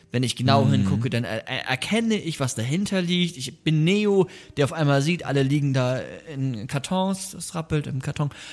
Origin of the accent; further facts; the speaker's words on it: Bremen, Germany; moved away; Wir kommen ja aus Bremen, wir beide